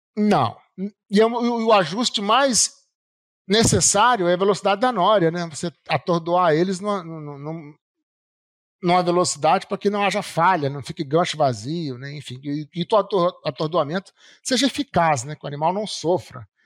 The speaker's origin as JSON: {"language": "Portuguese", "region": "Rio de Janeiro", "country": "Brazil", "tie": "born or raised there", "also_born_or_lived": "Juiz de Fora", "moved": "yes", "said": "Eu nasci carioca, mas a minha família é toda mineira."}